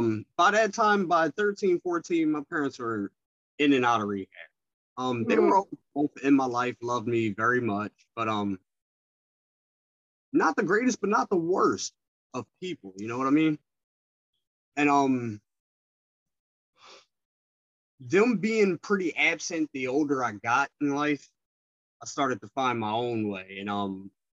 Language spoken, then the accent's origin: English; Philadelphia, Pennsylvania, United States; I am from West Philadelphia, though. Born and raised